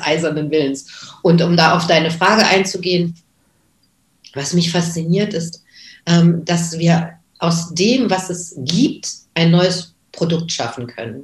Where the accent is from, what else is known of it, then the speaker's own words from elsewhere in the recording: Göttingen, Lower Saxony, Germany; now in Berlin, Germany; Also ich bin seit 81 in Berlin, aber ich bin geboren 1961 in Göttingen.